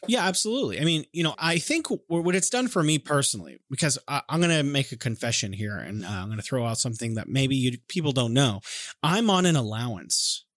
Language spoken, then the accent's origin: English; California, United States; moved away; I'm from California